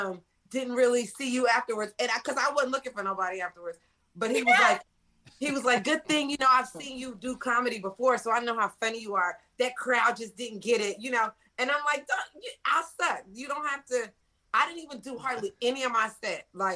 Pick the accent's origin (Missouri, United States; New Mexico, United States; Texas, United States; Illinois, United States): Texas, United States; Dallas; Because it's Dallas, I'm from Dallas, right?